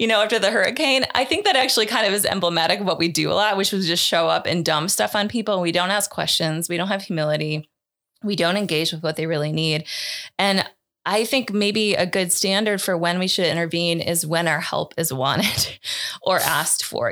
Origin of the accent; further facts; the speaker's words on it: United States; as an American